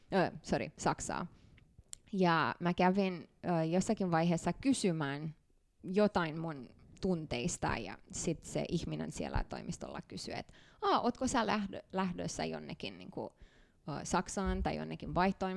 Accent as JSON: {"language": "Finnish", "country": "Canada", "tie": "born or raised there", "also_born_or_lived": "Bucharest, Romania / Mannheim, Germany / Montreal, Canada / Tampere, Finland", "second_language": "Finnish", "moved": "as an adult", "lives_now": "Finland", "said": "me muutettiin sinne vuonna 1993, ja mä, mä tulin Suomeen 2010"}